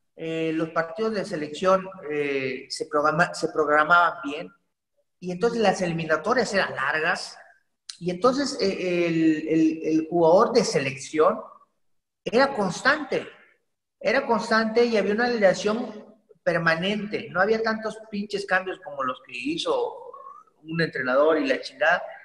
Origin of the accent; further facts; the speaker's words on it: Poza Rica, Veracruz, Mexico; yo soy originario de Poza Rica, Veracruz, orgullosamente pozarricense y jarocho